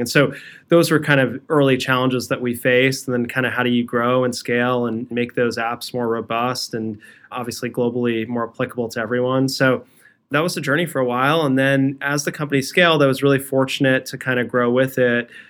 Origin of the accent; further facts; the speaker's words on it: Edison, New Jersey, United States; also born or lived in Brooklyn, New York; I was raised in a town called Edison